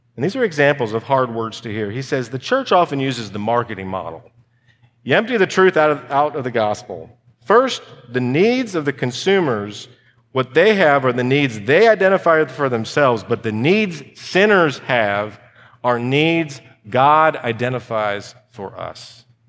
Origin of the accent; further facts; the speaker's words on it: United States; I'm an American